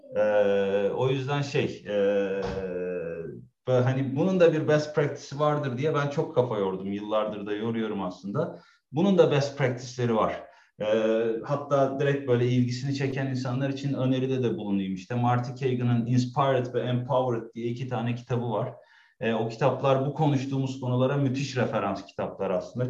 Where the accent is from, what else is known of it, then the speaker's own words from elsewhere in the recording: Istanbul, Turkey; moved away as an adult; also born or lived in Germany; now in Berlin, Germany; 40 yaşında da geri geldim yani 37 yıl e, Türkiye'de İstanbul'da yaşadıktan sonra